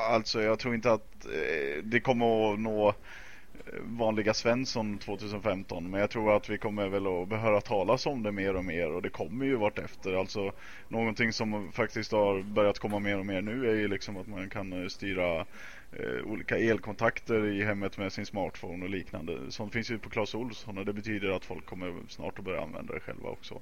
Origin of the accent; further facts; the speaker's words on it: Dalarna County, Sweden; accent: dalmål; now in Stockholm, Sweden; prata dalmål eftersom jag är från Dalarna